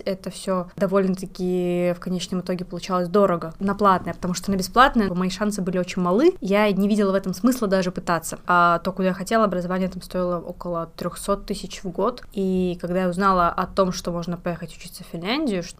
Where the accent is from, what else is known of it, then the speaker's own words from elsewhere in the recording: Saint Petersburg, Russia; moved away as an adult; now in Finland; Я вообще родом из Санкт-Петербурга, переехала сюда, поступив в университет после 11 класса